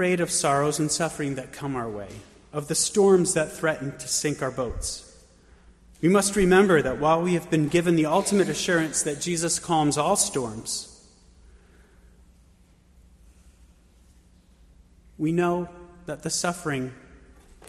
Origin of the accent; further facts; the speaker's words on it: Bethlehem, Pennsylvania, United States; now in Pittsburgh, United States; my hometown in Bethlehem, Pennsylvania